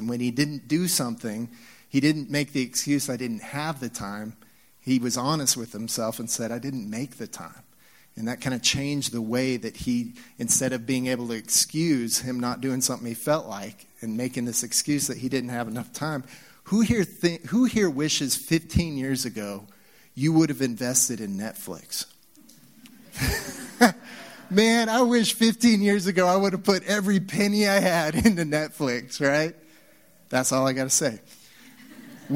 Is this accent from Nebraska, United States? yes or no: yes; Nebraska, United States; also born or lived in Texas; now in Utah, United States; we're in Utah. I came from Texas, of course, and spent some time there. And when I grew up in Nebraska, yeah, no NASCAR fans